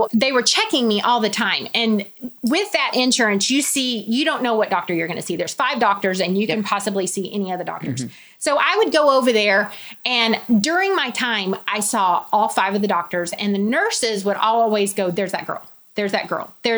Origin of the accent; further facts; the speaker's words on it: Texas, United States; we're from Texas